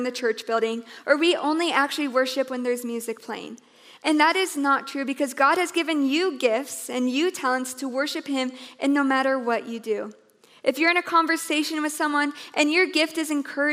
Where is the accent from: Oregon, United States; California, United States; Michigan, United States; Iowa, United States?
Iowa, United States; I was a girl, and I was from Iowa